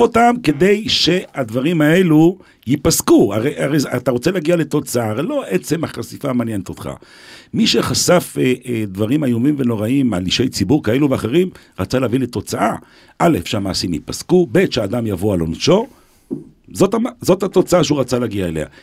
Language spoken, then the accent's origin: Hebrew; Jerusalem, Jerusalem District, Israel; also born or lived in Beersheba; אני גדלתי בצעירותי, בילדותי, נולדתי ליד אה, בניין הרדיו בירושלים